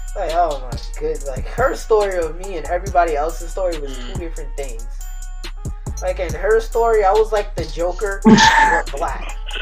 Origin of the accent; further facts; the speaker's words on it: United States; I'm American